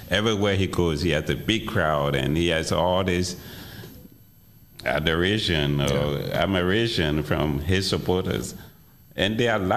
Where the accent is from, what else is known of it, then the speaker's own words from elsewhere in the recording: Chicago, Illinois, United States; It's people ask me, where you from? I say, I'm from Chicago.